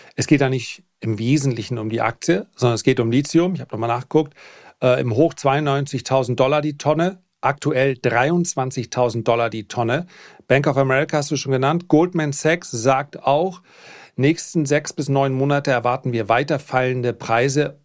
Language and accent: German; Flensburg, Schleswig-Holstein, Germany; bei uns in Flensburg